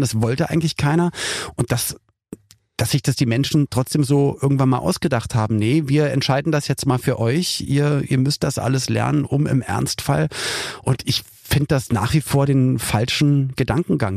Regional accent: Berlin, Germany; als ich dann Teenager war, da wusste ich als Berliner, ich muss nicht zur Bundeswehr

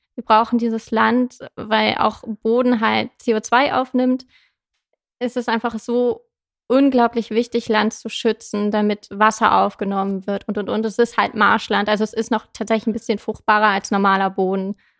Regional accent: Zetel, Lower Saxony, Germany; moved away as an adult; also born or lived in Hannover; now in Osnabrück, Germany; ich komme gebürtig aus Zetel, bin da aufgewachsen

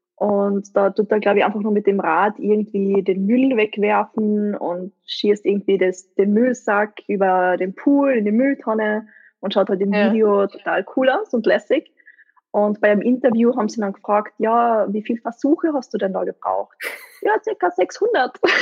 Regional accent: East Tyrol, Austria; aus meiner Gegend, also wo ich her bin, aus Osttirol

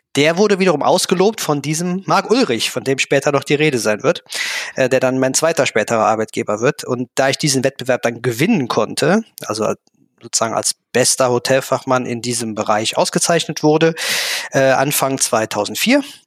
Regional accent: Germany; accent: Kölsch; bin ein Kind der Eifel

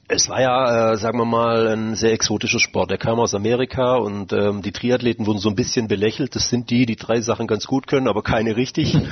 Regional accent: Mengen, Baden-Württemberg, Germany; meiner Heimatstadt in Mengen

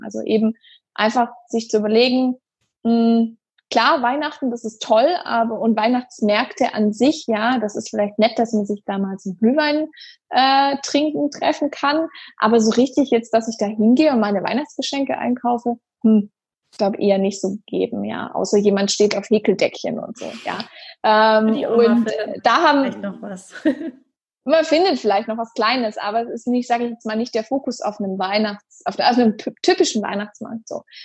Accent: Stuttgart, Baden-Württemberg, Germany; in meiner Heimatstadt, wo ich gerne was zurückgeben möchte

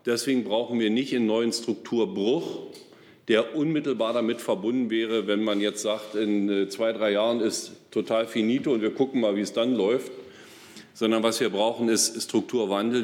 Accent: Forst, Brandenburg, Germany; meine Heimatstadt Forst

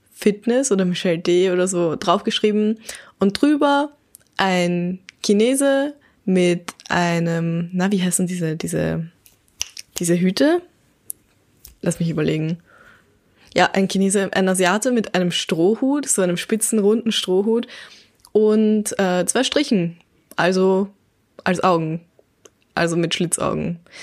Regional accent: Baden, Lower Austria, Austria; also born or lived in Vienna; geboren in Wien, aufgewachsen in Baden in Niederösterreich, aber mein ganzes Leben lang war ich schon in Österreich.

